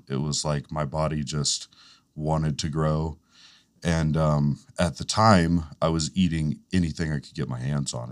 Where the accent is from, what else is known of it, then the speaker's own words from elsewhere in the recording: Fletcher, North Carolina, United States; I grew up in Fletcher